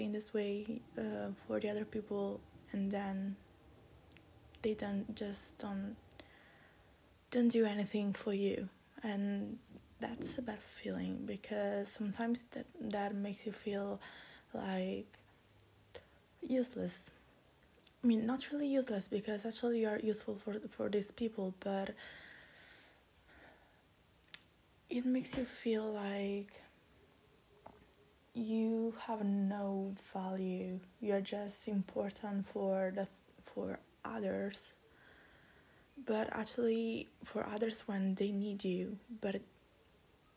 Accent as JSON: {"language": "English", "country": "Italy", "said": "I'm from Italy"}